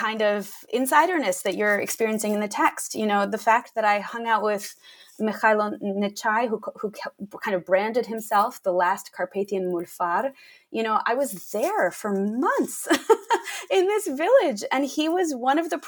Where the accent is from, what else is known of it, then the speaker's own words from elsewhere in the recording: United States; I grew up in the United States